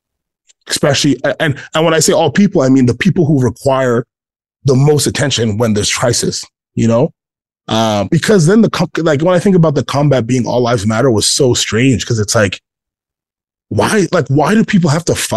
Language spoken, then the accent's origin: English; Ghana; And I'm from Ghana, and I grew up in a Black church, and those things are, this is like, I know who I am.